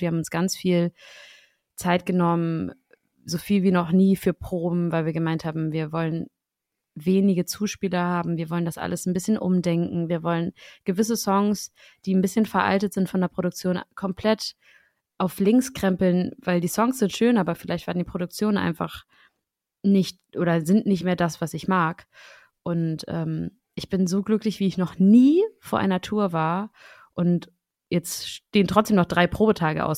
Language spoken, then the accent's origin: German; Schleswig-Holstein, Germany; now in Berlin, Germany; Und ich komme aus Schleswig-Holstein.